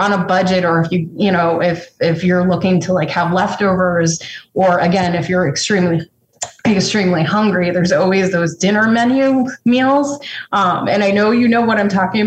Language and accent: English; Connecticut, United States; moved away; I grew up partially in Connecticut